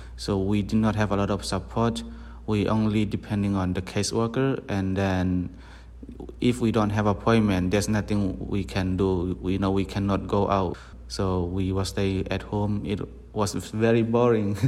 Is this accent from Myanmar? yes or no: yes; Tonzang, Chin State, Myanmar; also born or lived in Malaysia; now in United States; I am from Tonzang, Burma